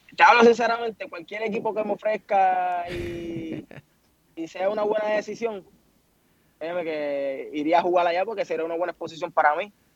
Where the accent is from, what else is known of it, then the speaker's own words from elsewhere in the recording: Puerto Rico; Puerto Rico porque fue la isla donde nací